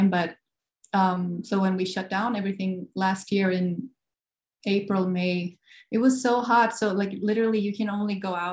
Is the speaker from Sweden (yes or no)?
yes; Gothenburg, Västra Götaland, Sweden; moved away as an adult; Uh, Sweden, Gothenburg, Sweden.